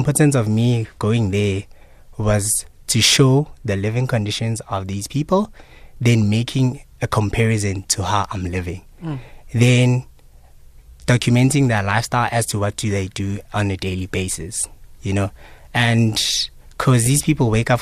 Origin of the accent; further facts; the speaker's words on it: South Africa; As South African people, you know, citizens